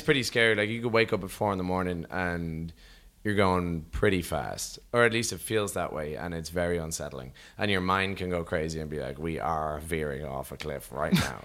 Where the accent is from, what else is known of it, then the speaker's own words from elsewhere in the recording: Rathcoole, Leinster, Ireland; from Rathcool in Dublin and Ireland